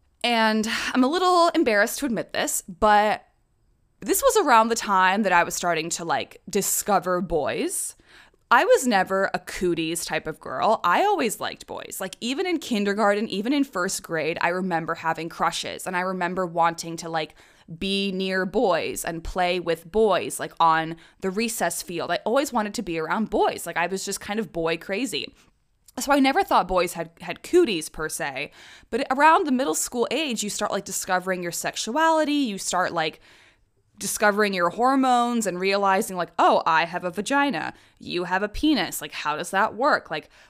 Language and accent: English; Prague, Czechia; I was raised in the Czech Republic, which is a neighboring country to Germany. I lived there probably from when I was 2 years old to 18 years old. It is very much my home country. Prague is my hometown. My nationality is Czech.